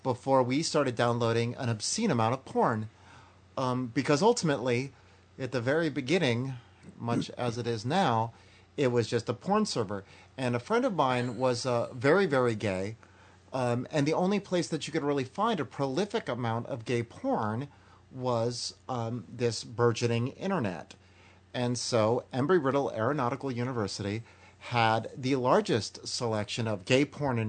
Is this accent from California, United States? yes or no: yes; California, United States; I'm from California